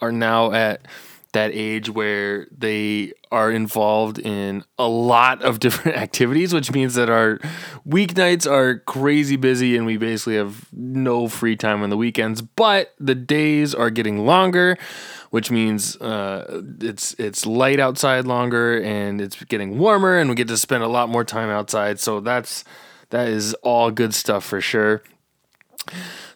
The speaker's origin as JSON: {"language": "English", "town": "Monte Vista", "region": "Colorado", "country": "United States", "tie": "born or raised there", "said": "I actually grew up in Southern Colorado. I was down in the San Luis Valley."}